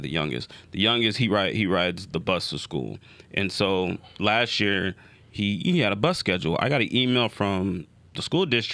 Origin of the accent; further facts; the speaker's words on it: Las Vegas, Nevada, United States; I grew up in Vegas.